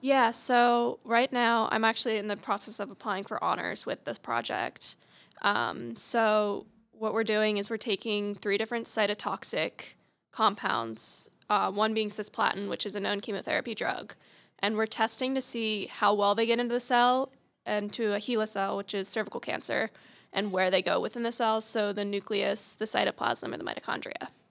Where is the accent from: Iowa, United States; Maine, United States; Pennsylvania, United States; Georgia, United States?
Pennsylvania, United States; outside of Harrisburg; I'm from outside of Harrisburg, Pennsylvania.